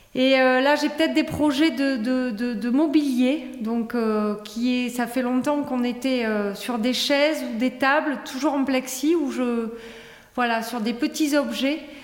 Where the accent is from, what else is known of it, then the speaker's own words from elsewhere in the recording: Toulouse, Occitania, France; moved away as an adult; now in Tarbes, France; je suis native de Toulouse, mais Tarbes de cœur où je vis à Tarbes